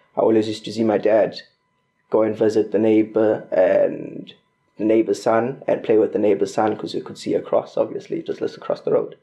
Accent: Bulawayo, Zimbabwe; moved away as an adult; now in Corby, United Kingdom; I was I was born in Bulawayo, Zimbabwe

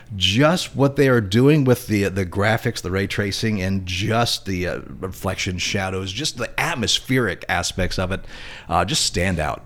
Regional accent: Indiana, United States; moved away; my hometown in Indiana

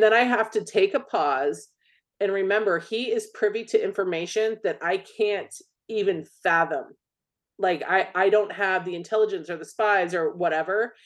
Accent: United States; I'm an American

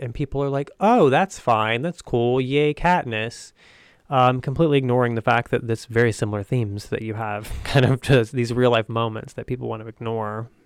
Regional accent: the South, United States; I grew up in the South, and I didn't see myself reflected in the world around me

